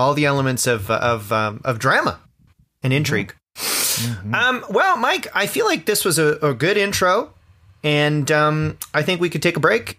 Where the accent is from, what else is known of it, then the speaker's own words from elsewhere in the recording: Orangeville, Ontario, Canada; moved away; I grew up near a town called Orangeville that was 30,000 people